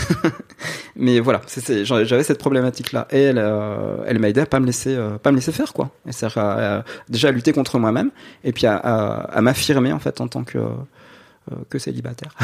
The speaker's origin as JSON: {"language": "French", "town": "Nancy", "region": "Grand Est", "country": "France", "moved": "as an adult", "lives_now": "Saint-Mandé, France", "said": "je viens de Nancy"}